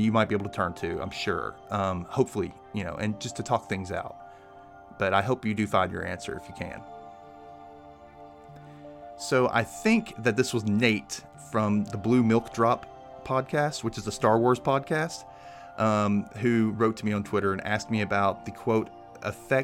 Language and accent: English; the South, United States; I'm from the South. It is not the most open-minded place in the world